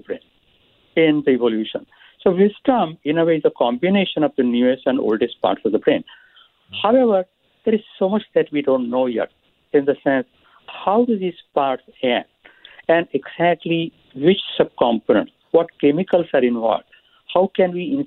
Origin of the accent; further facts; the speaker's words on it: India; moved away; So I grew up in India